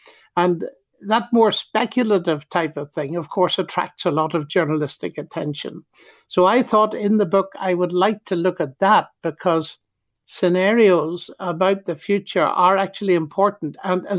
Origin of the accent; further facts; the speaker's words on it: Ireland; Well, I can't see round corners, even though I'm an Irishman.